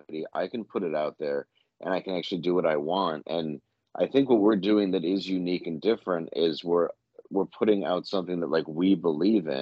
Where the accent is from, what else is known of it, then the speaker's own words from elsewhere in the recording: Detroit, Midwest, United States; I'm from the Midwest